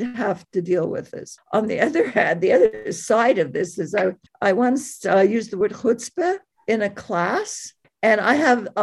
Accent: Montreal, Quebec, Canada; now in Lethbridge, Canada; I'm from Montreal

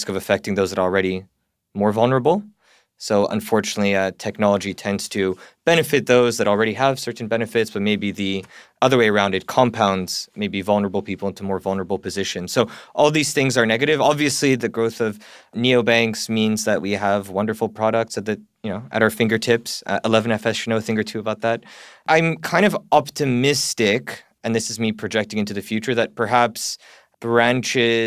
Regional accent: Canada; moved away as an adult; now in United Kingdom; I'm Canadian. I've never lived in America.

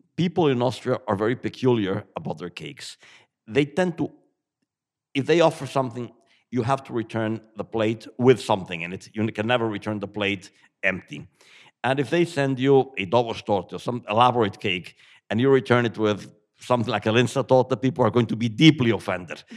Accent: Mexico City, Mexico; moved away as an adult; now in Ireland; I grew up in Mexico, but eating uh, Wiener Schnitzel and Tafelspitz

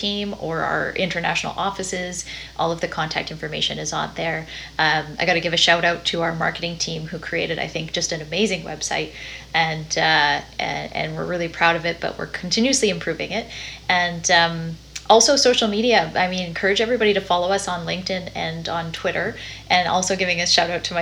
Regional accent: Dawson Creek, British Columbia, Canada; I'm from Dawson Creek, BC

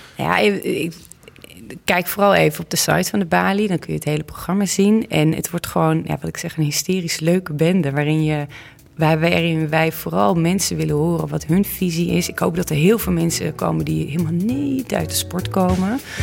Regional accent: Olst, Overijssel, Netherlands; de burgemeester van Olst, waar ik vandaan kom

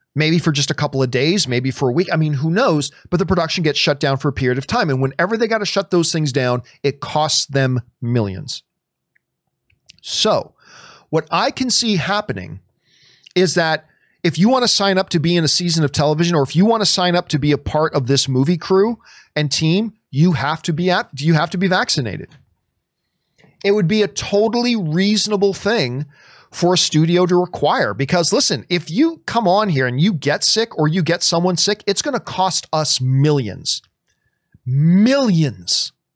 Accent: Canada; I'm from Canada

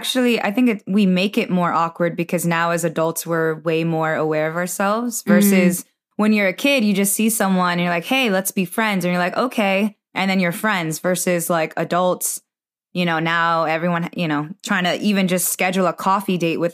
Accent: Virginia, United States; I moved to a different part of Virginia

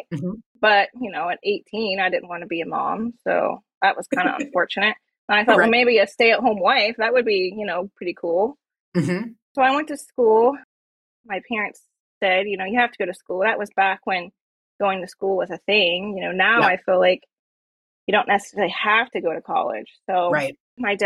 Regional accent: Mount Vernon, Ohio, United States; I'm from Mount Vernon, Ohio. That's where I'm at right now

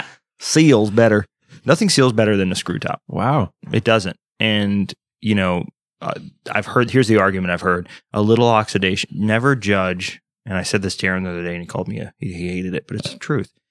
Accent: Texas, United States; I'm from Texas and I lost my accent, military and all that noise, just traveling. And I live in the East Coast now.

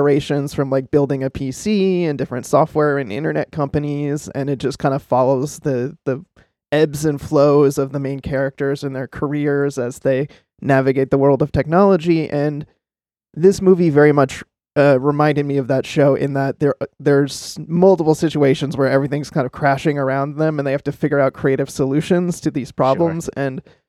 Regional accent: Boston, Massachusetts, United States; So I'm from Boston, based in the Boston area

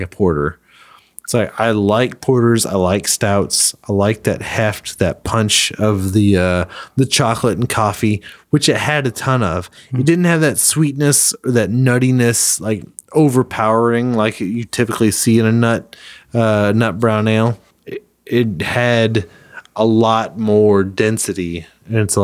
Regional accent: Kansas, United States; I'm from Kansas.

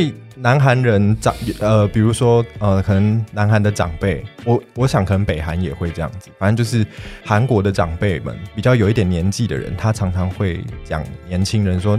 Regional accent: Taiwan; 我是在台湾土生土长的，

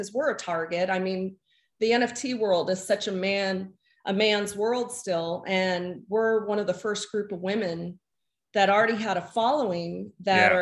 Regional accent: San Diego, California, United States; I grew up in San Diego.

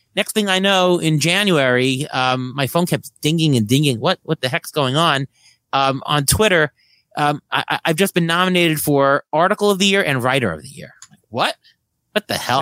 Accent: New York City, New York, United States; I grew up in Queens. I grew up, uh, about two blocks from Saint John's University

